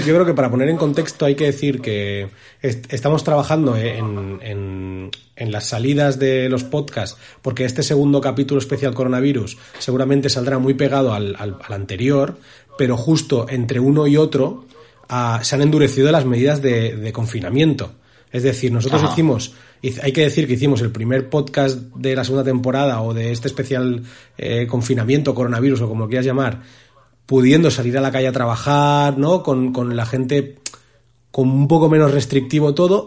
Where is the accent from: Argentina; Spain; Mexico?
Spain; llegamos los españoles